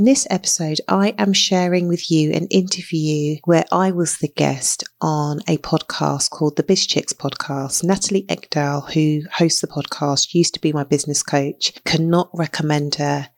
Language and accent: English; London, United Kingdom; I grew up in London in the UK